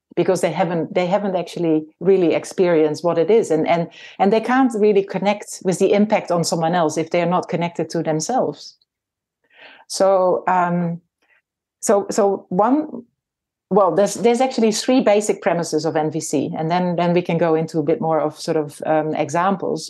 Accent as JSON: {"language": "English", "country": "Netherlands", "tie": "born or raised there", "moved": "as an adult", "lives_now": "New Zealand", "said": "I was born in the Netherlands and, uh, my husband and I came to New Zealand in nineteen ninety-five."}